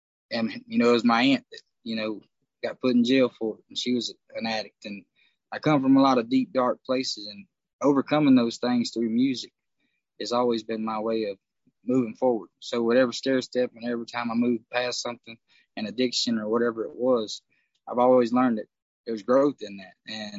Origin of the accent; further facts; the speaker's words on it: Texas, United States; now in Nashville, United States; I came from Texas, so, like, I love everything about where I played in Texas and everything. But as soon as you jump in that vehicle and you move your way to Nashville